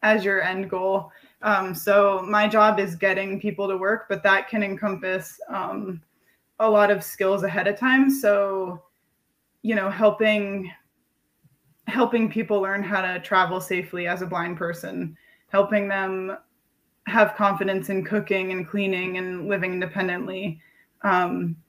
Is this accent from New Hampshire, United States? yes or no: yes; Springfield, New Hampshire, United States; moved away as an adult; also born or lived in Providence, Rhode Island / Worcester, Massachusetts; I was born and raised in Springfield, New Hampshire, which is a really small town, not too far from Concord